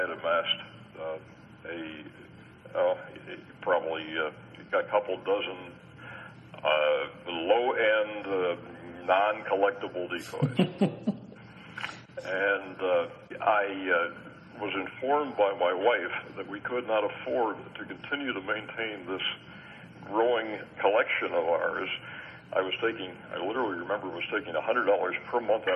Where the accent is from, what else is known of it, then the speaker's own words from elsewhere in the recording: Long Island, New York, United States; moved away as an adult; also born or lived in Pittsburgh; I grew up on Long Island, New York, on the water